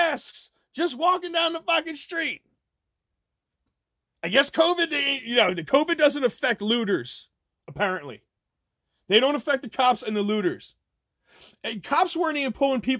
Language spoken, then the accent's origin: English; New Jersey, United States; I'm from New Jersey